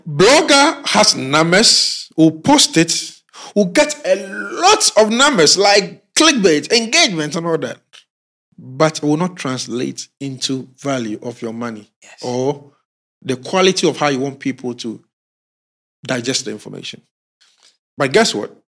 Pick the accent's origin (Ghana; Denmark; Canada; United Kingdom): Ghana; we as Ghanaian youths in the rural communities and in our towns, small towns